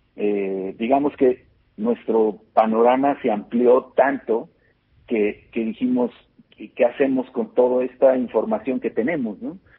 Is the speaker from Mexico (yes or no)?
yes; Mexico; como latinoamericanos, como mexicanos y latinoamericanos